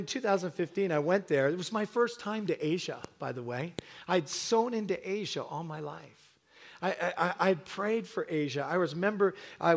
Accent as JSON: {"language": "English", "region": "England", "country": "United Kingdom", "tie": "born or raised there", "also_born_or_lived": "Hamilton / Toronto", "moved": "yes", "lives_now": "Canada", "said": "I was born in England, and so my mom cooked with one spice, salt"}